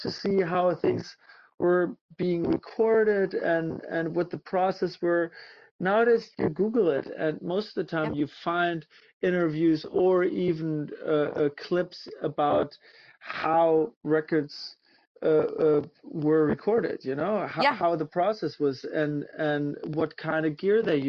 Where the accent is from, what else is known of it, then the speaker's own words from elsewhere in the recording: Münster, North Rhine-Westphalia, Germany; moved away as an adult; also born or lived in Hamburg, Germany; now in Los Angeles, United States; I'm originally from Germany. I grew up in a town called Münster in northwest Germany